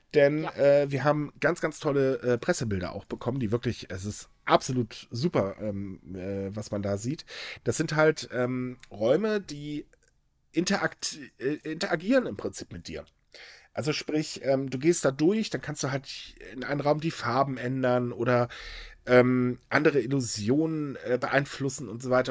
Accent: Hamburg, Germany; ich bin Hamburger

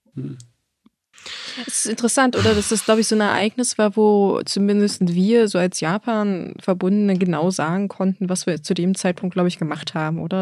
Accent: Germany; bei uns in Deutschland

